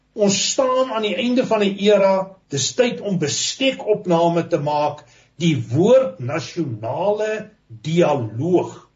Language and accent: Afrikaans; South Africa; ons praat as Suid-Afrikaners